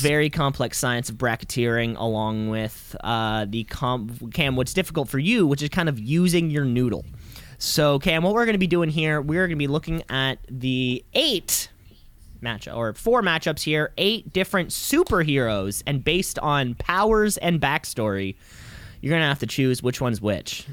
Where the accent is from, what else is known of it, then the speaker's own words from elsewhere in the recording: Canada; I'm Canadian